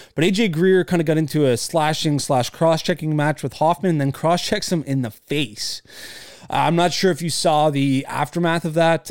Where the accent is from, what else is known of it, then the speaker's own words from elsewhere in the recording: Canada; being a Canadian